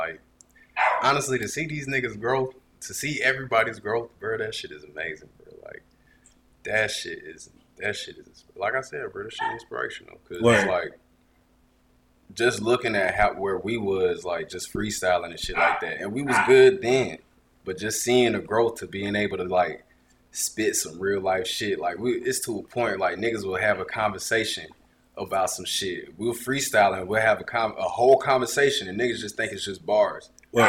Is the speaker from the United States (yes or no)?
yes; Augusta, Georgia, United States; I'm from Augusta.